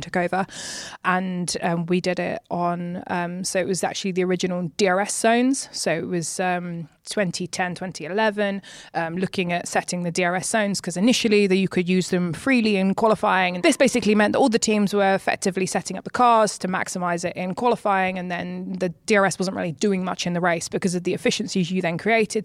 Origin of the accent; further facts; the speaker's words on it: United Kingdom; moved away as an adult; also born or lived in Maranello; being a British woman